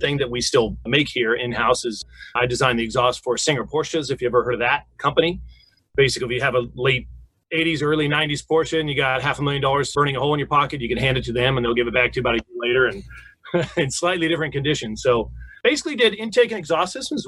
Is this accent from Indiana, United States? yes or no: no; Newport Beach, California, United States; I grew up in Newport Beach, so I was in the water twice a day in the summer